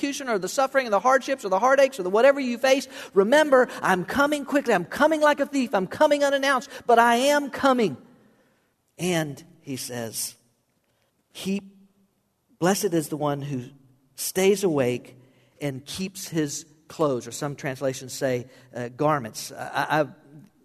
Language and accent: English; South Florida, United States; I grew up in South Florida